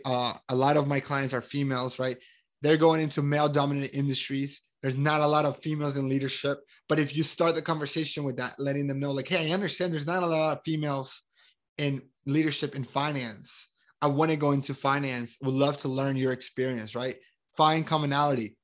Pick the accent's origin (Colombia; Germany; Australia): Colombia; I am from Colombia. I'm super proud of me being Colombian